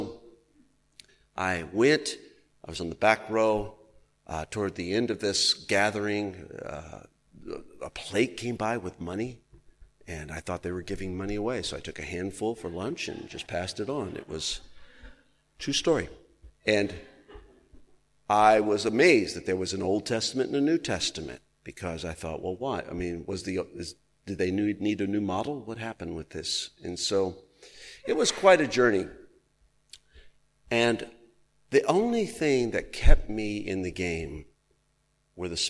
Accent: Texas, United States; I was raised in Texas

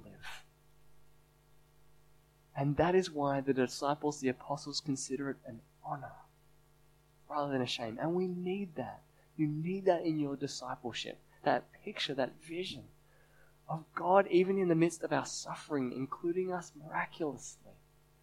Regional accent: Sydney, New South Wales, Australia; I'm born and raised in Sydney

